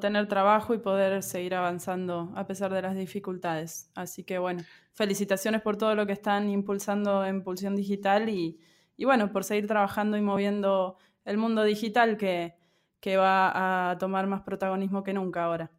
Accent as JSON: {"language": "Spanish", "country": "Argentina", "also_born_or_lived": "Córdoba / Buenos Aires", "said": "Soy de Argentina, eh, actualmente vivo en Córdoba, pero bueno, antes de la pandemia circulaba mucho por Buenos Aires también"}